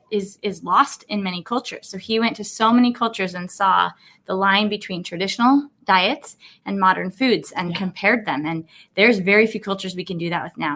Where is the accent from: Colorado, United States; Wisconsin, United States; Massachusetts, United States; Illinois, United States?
Colorado, United States; having a primary care clinic in my hometown in Colorado